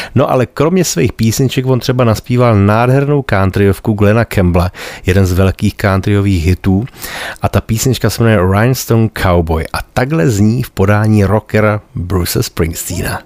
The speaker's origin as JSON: {"language": "Czech", "region": "Bohemia", "country": "Czechia", "said": "u nás v Čechách"}